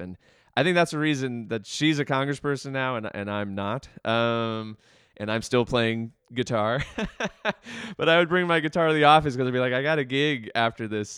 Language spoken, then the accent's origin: English; Baltimore, Maryland, United States; I grew up here in Baltimore. I grew up in the county.